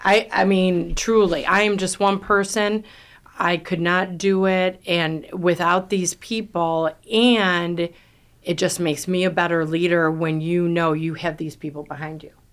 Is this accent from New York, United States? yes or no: yes; New York, United States; I'm from New York. I talk fast, I talk loud